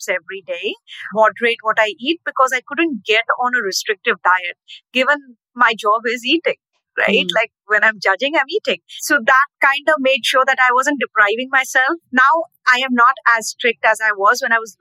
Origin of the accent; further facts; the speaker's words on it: Ranchi, Jharkhand, India; moved away as an adult; now in Nashville, United States; Growing up in India, I used to love train rides